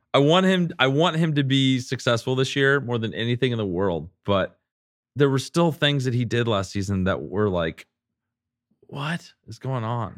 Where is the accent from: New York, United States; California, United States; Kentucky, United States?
California, United States; San Diego; moved away as an adult; I grew up in San Diego.